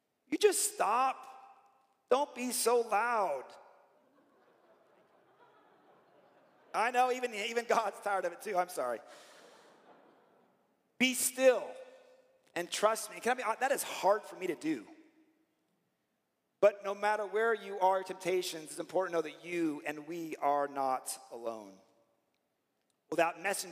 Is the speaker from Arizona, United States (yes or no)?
yes; Arizona, United States; I grew up in Arizona, as Pastor Scott did